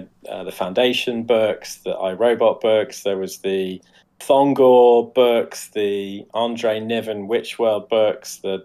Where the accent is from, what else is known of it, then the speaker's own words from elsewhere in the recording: Coventry, West Midlands, United Kingdom; used to go and help his grandfather with his secondhand bookstall in Coventry Indoor Market.